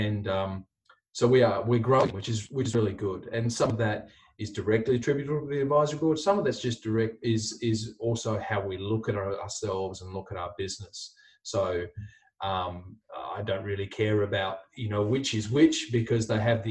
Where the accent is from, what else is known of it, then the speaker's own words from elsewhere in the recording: Hobart, Tasmania, Australia; moved away as an adult; also born or lived in Adelaide, Australia; now in Brisbane, Australia; I grew up in Hobart in Tasmania.